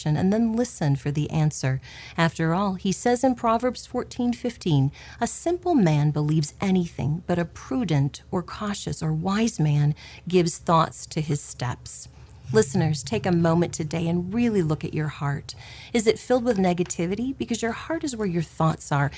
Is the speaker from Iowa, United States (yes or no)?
yes; Clarinda, Iowa, United States; Growing up in Clarinda, Iowa